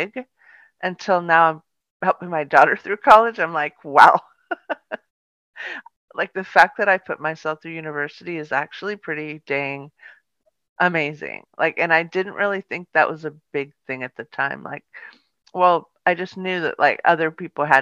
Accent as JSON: {"language": "English", "town": "Palo Alto", "region": "California", "country": "United States", "tie": "born or raised there", "also_born_or_lived": "Sausalito, California", "said": "I grew up in a really beautiful town. And it was called Palo Alto"}